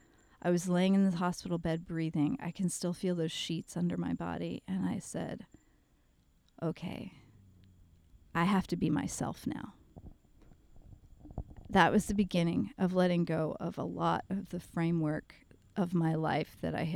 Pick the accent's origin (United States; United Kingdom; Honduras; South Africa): United States; the South; you and I have talked about this kind of stuff, just both growing up in the South and, you know